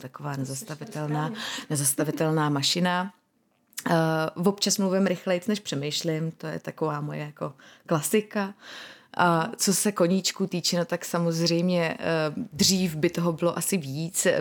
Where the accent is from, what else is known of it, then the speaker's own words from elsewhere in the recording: Czechia; jako každý Čech